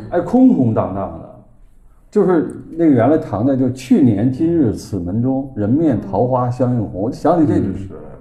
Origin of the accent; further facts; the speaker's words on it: Beijing, China; accent: Beijing dialect; 我们北京话就是说这个北方话嘛